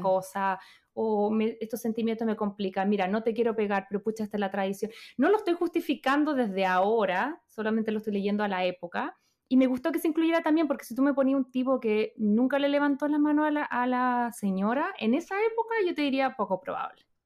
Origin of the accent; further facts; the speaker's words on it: Chile; moved away; soy chilena